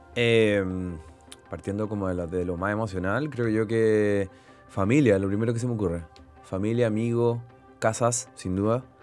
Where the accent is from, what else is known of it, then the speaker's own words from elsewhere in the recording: Santiago, Santiago Metropolitan Region, Chile; Yo venía de. Vengo del barrio de San Miguel.